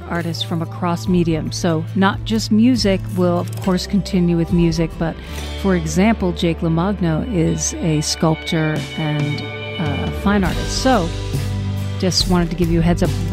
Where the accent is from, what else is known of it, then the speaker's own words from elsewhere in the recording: Florida, United States; moved away as an adult; I lived there for like 15 years. So I kind of count that I was from Florida because it was formative teen years to like 25